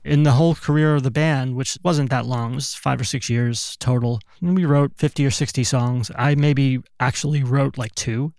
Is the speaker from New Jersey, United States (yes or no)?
yes; East Brunswick, New Jersey, United States; moved away as an adult; also born or lived in Brooklyn, New York; now in California, United States; Born in Brooklyn till I was th-, thirty-five, I lived in New Jersey, central New Jersey, a town called East Brunswick